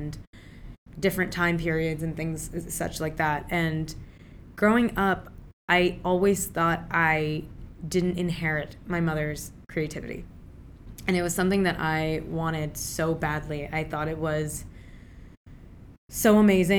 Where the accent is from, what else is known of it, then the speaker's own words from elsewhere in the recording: Maryland, United States; first language Urdu; also born or lived in Pakistan / Virginia / Richmond, Virginia; now in Brooklyn, United States; I was born in Pakistan, raised in Maryland and Virginia.